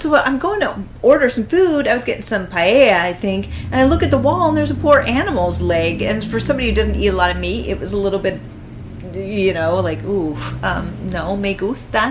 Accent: United States; as an American. That's my culture

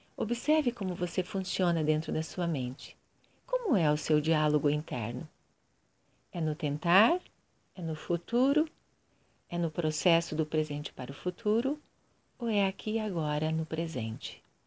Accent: Curitiba, Paraná, Brazil; Eu sou de Curitiba, Paraná, Brasil

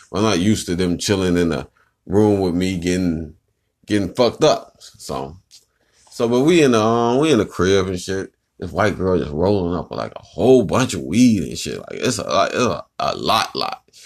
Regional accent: Chicago, Illinois, United States; I'm from the Chi-Town. Chirac, Chicago

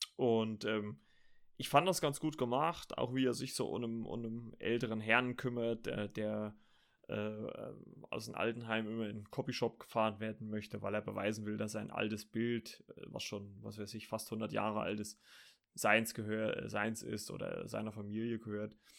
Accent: Germany

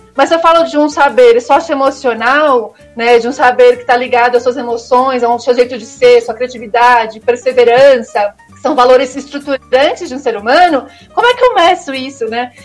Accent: Guarulhos, São Paulo, Brazil; also born or lived in São Carlos; Sou guarulhense, né? Eu nasci e cresci aqui em Guarulhos

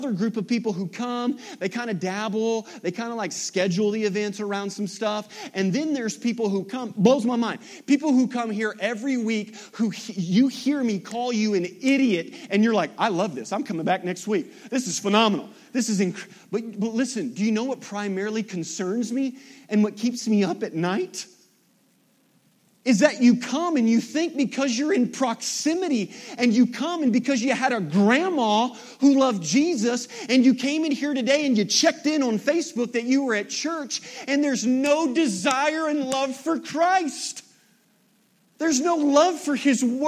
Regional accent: Kennett, Missouri, United States; I grew up in Kennett

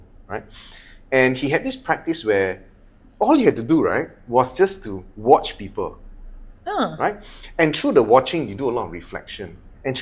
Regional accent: Malaysia; also born or lived in London; Then I came back to Malaysia

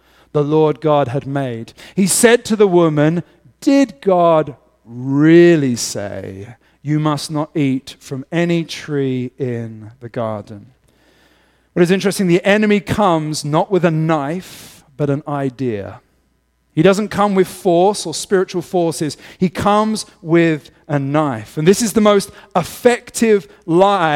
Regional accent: England, United Kingdom; moved away; as an Englishman.

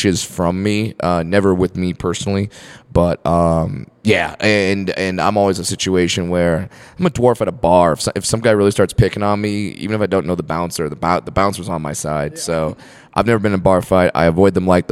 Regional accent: Fullerton, California, United States; I went to a high school called Sunny Hills High School in Fullerton, California.

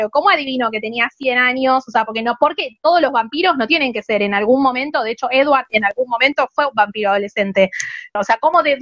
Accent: Argentina; nosotras acá somos de Argentina y de México.

